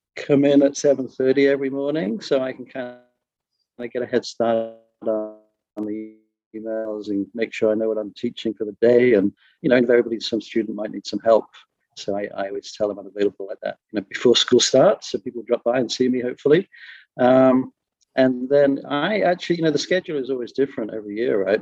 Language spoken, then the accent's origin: English; Skellingthorpe, East Midlands, United Kingdom; moved away as an adult; also born or lived in Japan / France / San Francisco, United States; now in Los Angeles, United States; I'm originally from England. I was brought up in a small little village called Skellingthorpe on the east coast of England.